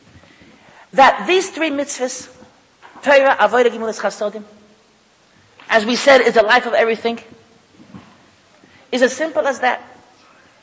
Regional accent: United States; I'm an American

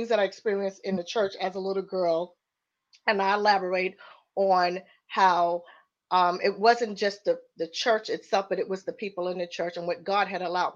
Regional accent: New York City, New York, United States; I am from Queens, New York

